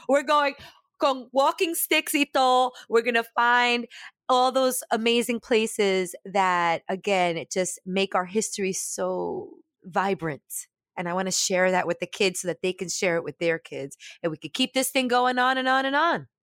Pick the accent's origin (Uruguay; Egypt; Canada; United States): United States; Brooklyn, New York; growing up in Brooklyn, Brooklyn